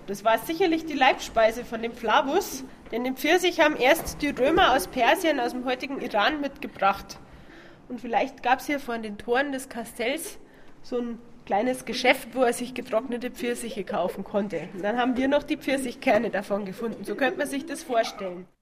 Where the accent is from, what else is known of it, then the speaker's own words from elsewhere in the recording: Bavaria, Germany; hier bei uns in Bayern